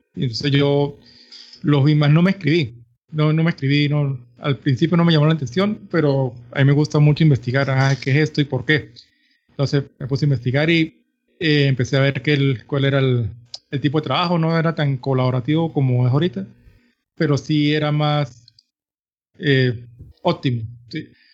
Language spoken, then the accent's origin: Spanish; San Cristóbal, Táchira, Venezuela; soy nacido de Venezuela. vivo una, en los Andes en la ciudad de San Cristóbal, frontera con Colombia.